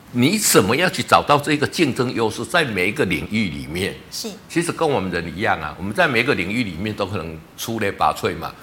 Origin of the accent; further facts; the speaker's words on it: Taiwan; 我们台湾